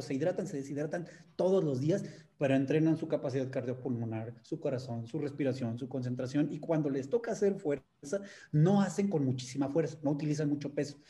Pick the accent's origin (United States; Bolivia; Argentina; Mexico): Mexico